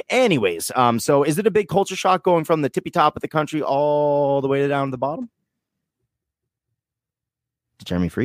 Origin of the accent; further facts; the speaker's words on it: Vermont, United States; I'm like, Vermont.